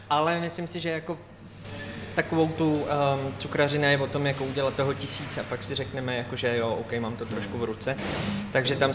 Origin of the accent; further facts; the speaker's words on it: Červený Kostelec, Hradec Králové Region, Czechia; z Červeného kostelce, počkat pocházím taky